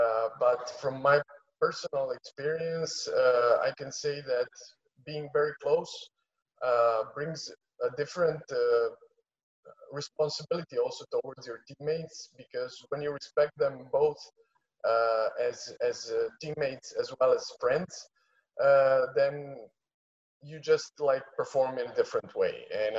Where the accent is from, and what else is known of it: Split, Split-Dalmatia County, Croatia